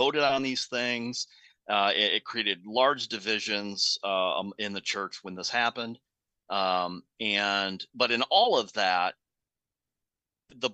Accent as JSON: {"language": "English", "country": "United States", "said": "as Americans"}